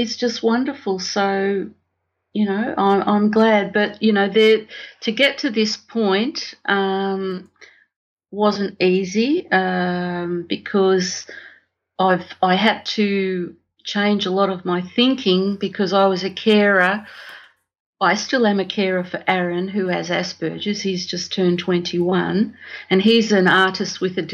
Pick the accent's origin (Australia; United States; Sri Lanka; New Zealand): Australia; also born or lived in Italy; I was born in Italy on the way to Australia and, spent my whole life here in Australia.